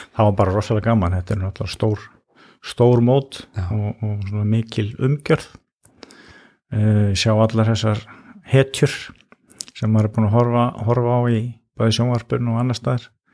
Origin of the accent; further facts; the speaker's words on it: Ólafsfjörður, Northeastern Region, Iceland; ég elst upp á Ólarsfyrði það sem er náttúrulega mikill skíða bær